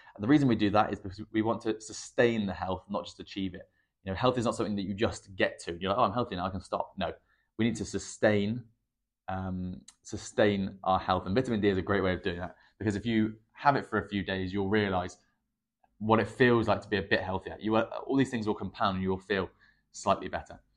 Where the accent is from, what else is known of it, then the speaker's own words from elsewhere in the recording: England, United Kingdom; I'm English